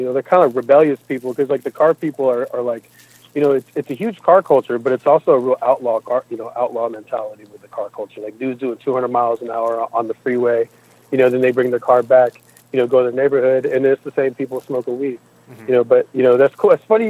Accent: Japan; moved away; when I was growing up in Japan in, like, the 90s.

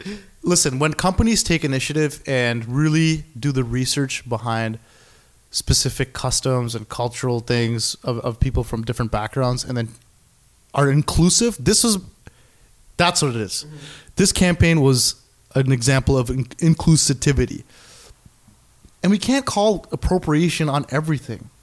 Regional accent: Canada; I'm Canadian. I'm like Indian by heritage, but mm-hmm. I don't live in India

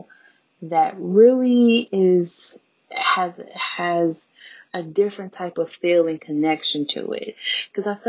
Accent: Chicago, Illinois, United States; I was born and raised in Chicago.

